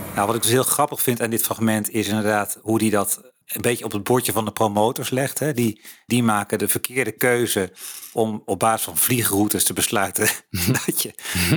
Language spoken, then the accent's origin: Dutch; Netherlands; wij als Nederlanders